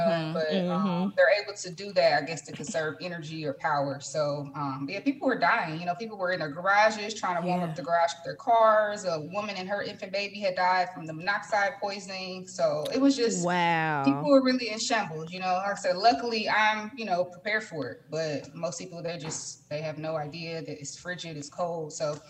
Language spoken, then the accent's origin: English; Indianapolis, Indiana, United States; moved away as an adult; now in Houston, United States; I'm born and raised in Indianapolis all my life